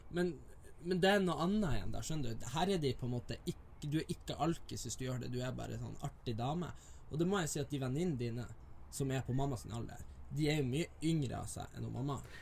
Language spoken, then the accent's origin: Norwegian; Northern Norway, Norway; born or raised there; now in Oslo, Norway